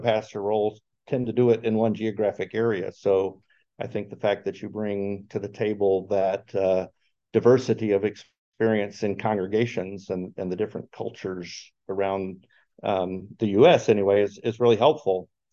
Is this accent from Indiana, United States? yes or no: no; Chicago, Illinois, United States; I am also from Chicagoland area